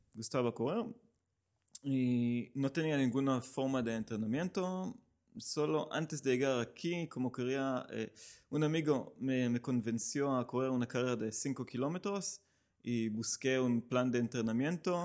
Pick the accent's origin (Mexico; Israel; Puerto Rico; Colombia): Israel; Spanish is a second language; moved away as an adult; now in Barcelona, Spain; soy israelí, llevo aquí cinco años